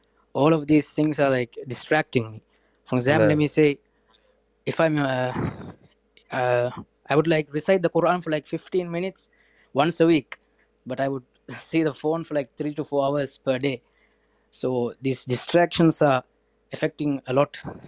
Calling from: Sri Lanka; Sri Lanka.

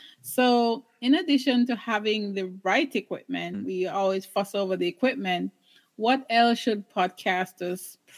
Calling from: British Columbia, Canada; I'm in British Columbia, Canada, talking to you.

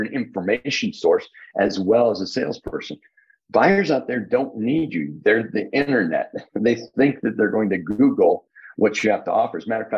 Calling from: Indianapolis, Indiana, United States

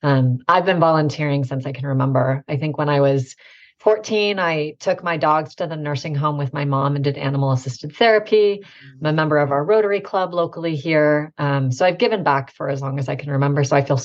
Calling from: Boise, Idaho, United States; I'm coming from Boise, Idaho. So if anyone has traveled through Idaho, it's a lovely state.

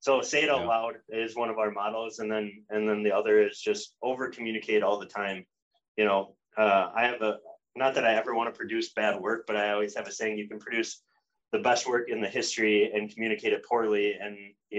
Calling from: Minneapolis, Minnesota, United States; Calling in from sunny Minneapolis, Minnesota.

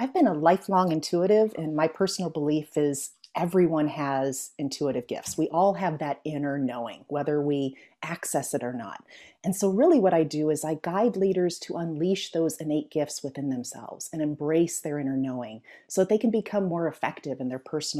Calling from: California, United States; I am in the San Francisco Bay Area. I am halfway between San Francisco and Silicon Valley.

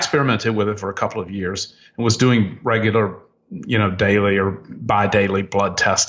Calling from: Miami Beach, Florida, United States; I'm calling you from Miami Beach, where it's warm 80 degrees today.

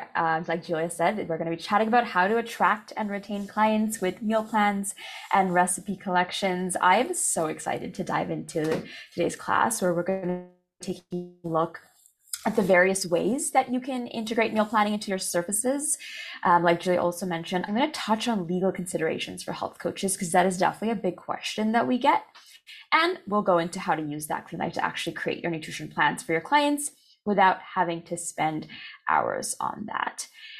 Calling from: Calgary, Alberta, Canada; So I'm …, registered dietitian, and I'm tuning in from Calgary, Alberta, where the weather is very dull right now

